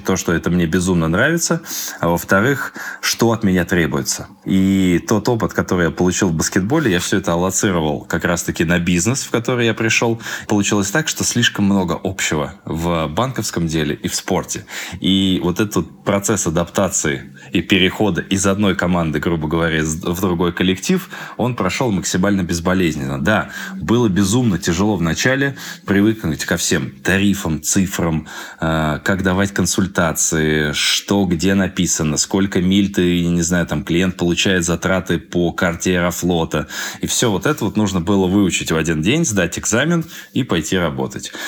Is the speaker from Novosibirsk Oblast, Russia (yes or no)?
no; Moscow, Russia; also born or lived in Krasnoyarsk; Сам я москвич